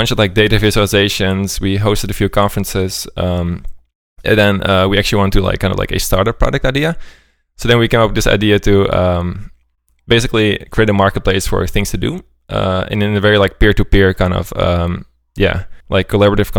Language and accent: English; Amsterdam, North Holland, Netherlands; moved away as an adult; also born or lived in Sweden / Berlin; I'm originally from Amsterdam.